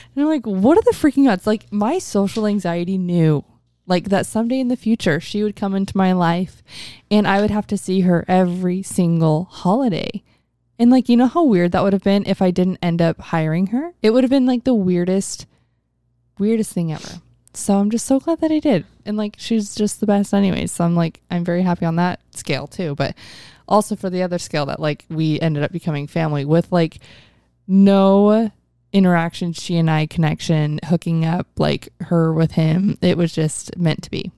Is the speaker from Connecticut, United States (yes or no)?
no; Mesa, Arizona, United States; we're both from North Mesa